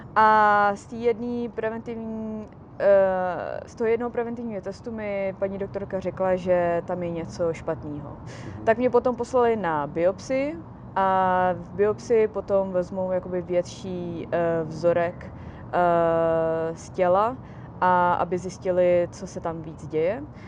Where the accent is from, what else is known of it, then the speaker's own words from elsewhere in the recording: Česká Kamenice, Ústí nad Labem Region, Czechia; now in Los Angeles, United States; já žiju v Los Angeles, ale jsem z České kamenice